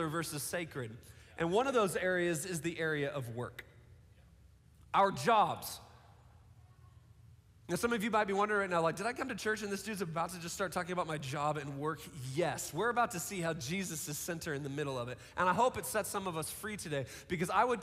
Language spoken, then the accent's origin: English; Seattle, Washington, United States; I grew up in Seattle, so like the prerequisite to be a Seattle kid was to play like rock music and drink Starbucks